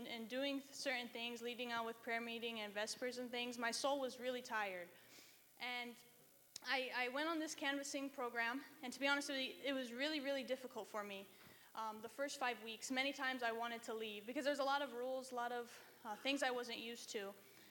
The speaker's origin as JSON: {"language": "English", "town": "Reno", "region": "Nevada", "country": "United States", "said": "I'm from Reno. I go to the university there"}